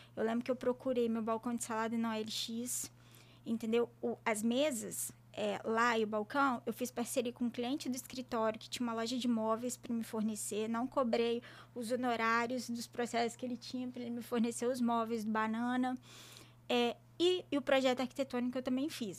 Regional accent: Colatina, Espírito Santo, Brazil; also born or lived in Juiz de Fora, Minas Gerais; eu sou do Espírito Santo, de Colatina

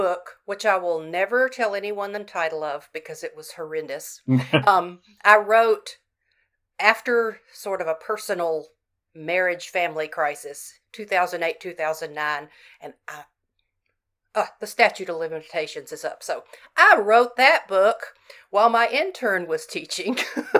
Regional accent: Southern United States, United States; You know, you can only write so much as a Southerner without bringing in some redneck.

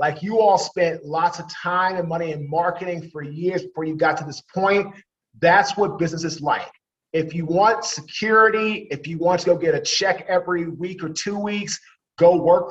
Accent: Washington, District of Columbia, United States; I'm from Washington, D.C.

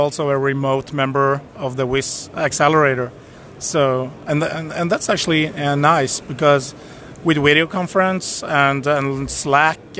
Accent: Norway; We are from Norway, located in Oslo and Kvitsøy

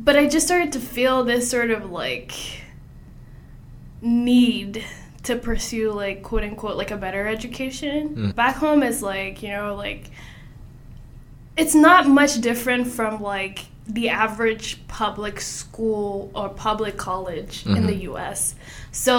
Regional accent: Lagos, Nigeria; moved away as an adult; now in Sioux Falls, United States; I'm also from Lagos, Nigeria

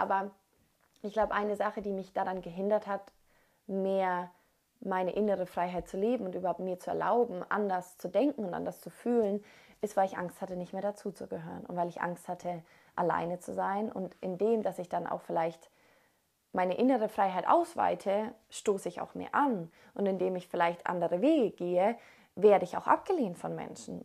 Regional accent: Germany; moved away; Und in Deutschland, also da, wo wir aufgewachsen sind oder da auf jeden Fall, wo ich aufgewachsen bin

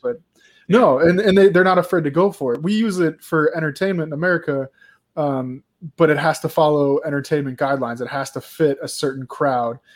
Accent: United States; as an American

